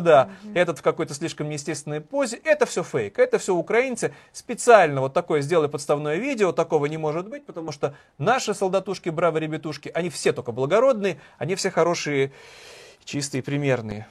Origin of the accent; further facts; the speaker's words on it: Saint Petersburg, Russia; как для жителя уроженца Санкт-Петербурга